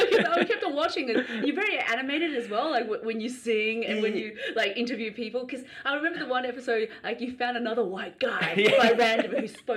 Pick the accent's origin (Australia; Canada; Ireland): Australia; I'm more Australian than what I look like, which is Chinese.